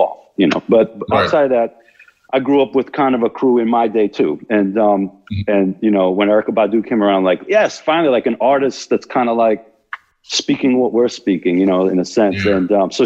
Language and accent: English; New York City, New York, United States; I grew up in New York City